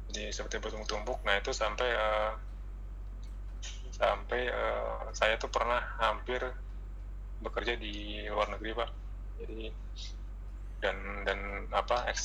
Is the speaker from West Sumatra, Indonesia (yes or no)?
yes; West Sumatra, Indonesia; ditambah saya eh, dari Minang Pak jadi kan terkenal Minang tuh